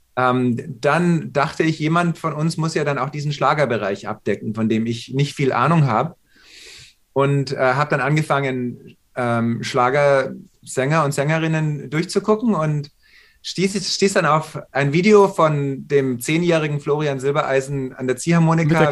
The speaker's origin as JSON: {"language": "German", "town": "Munich", "region": "Bavaria", "country": "Germany", "tie": "born or raised there", "also_born_or_lived": "New York, United States", "moved": "as an adult", "lives_now": "Los Angeles, United States", "said": "Und ich war in München geboren."}